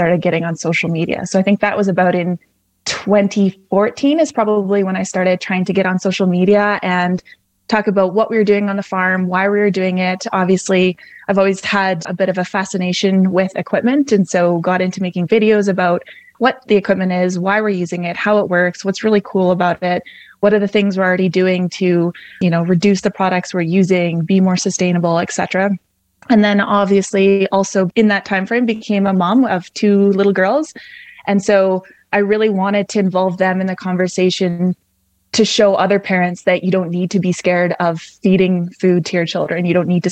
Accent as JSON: {"language": "English", "town": "Calgary", "region": "Alberta", "country": "Canada", "tie": "born or raised there", "also_born_or_lived": "southwest Saskatchewan", "moved": "as an adult", "lives_now": "Saskatchewan, Canada", "said": "I grew up in Calgary, Alberta"}